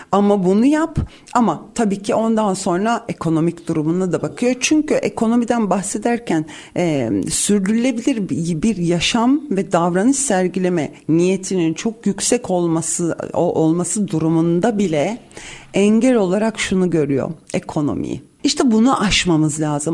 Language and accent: Turkish; Cyprus; bir Kıbrıslı olarak